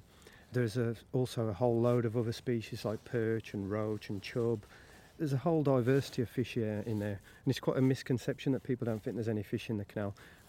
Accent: Wolverhampton, West Midlands, United Kingdom; I grew up in Wolverhampton myself.

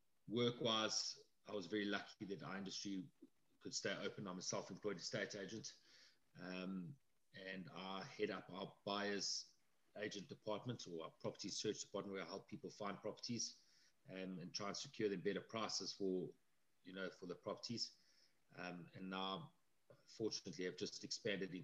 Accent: Midrand, Gauteng, South Africa; also born or lived in Johannesburg; I was born in Joburg, and we lived in a place called Halfway House. It was a tiny little town between Joburg and Pretoria

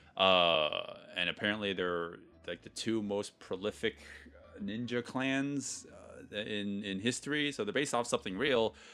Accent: United States; being an American

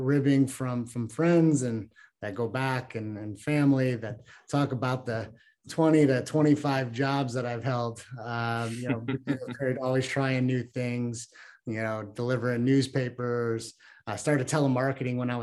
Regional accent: Chicago, Illinois, United States; I was born and raised in Chicago, Illinois.

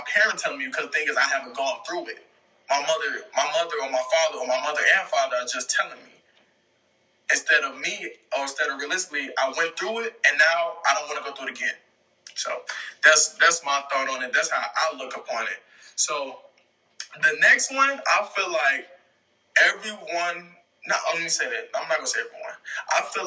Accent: south suburbs of Chicago, Illinois, United States; I was born in Chicago, but I was raised in the south suburbs of Chicago

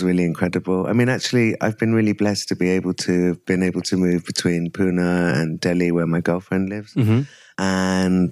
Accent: England, United Kingdom; moved away as an adult; also born or lived in Africa; now in India; I moved to England when I was 11 months old and I was there till I was 23.

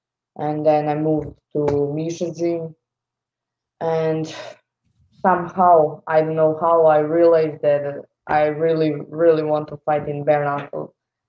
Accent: Belgrade, Serbia; now in Novi Sad, Serbia; I was born in Belgrade, but 1.5 years ago, I moved to Novi Sad.

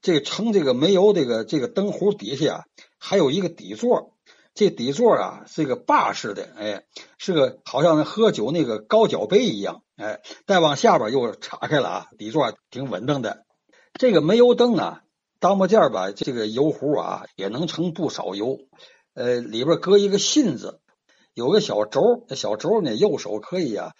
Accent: Xincheng, Tianjin, China; 我听说就是我们老家那新城那儿啊。

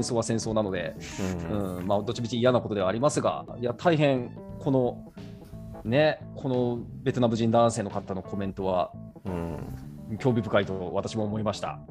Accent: Japan; 日本で生まれ育って

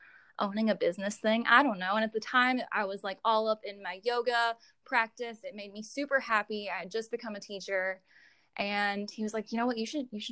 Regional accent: Graham, North Carolina, United States; also born or lived in Chapel Hill, North Carolina; I grew up in Graham, actually, like born and raised here, never known anything different

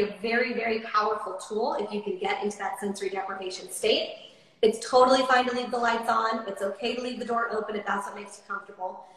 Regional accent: Coronado, California, United States; also born or lived in Nashville, Tennessee; now in Austin, United States; I'm from Coronado, California, which is an island just off of San Diego

